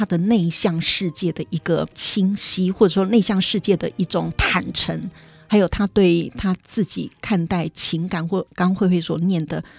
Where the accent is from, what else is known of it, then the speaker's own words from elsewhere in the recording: Liuzhangli, Taipei, Taiwan; 我是在六张里长大的，嗯、呃，大概就是一些比较农村型的，一个周遭的成长环境